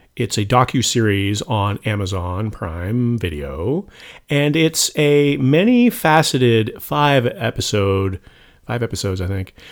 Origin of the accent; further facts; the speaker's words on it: Toronto, Ontario, Canada; moved away; I'm originally from Toronto